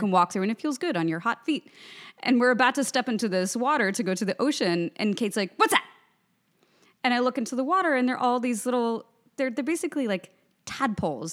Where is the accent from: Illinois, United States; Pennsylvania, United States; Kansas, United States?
Kansas, United States; Lawrence; I grew up with Jayhawk. I'm from Lawrence, Kansas.